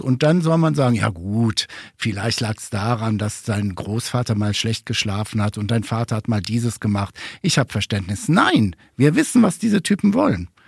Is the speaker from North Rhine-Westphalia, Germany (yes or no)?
yes; Ruhr area, North Rhine-Westphalia, Germany; ich komme aus dem Ruhrgebiet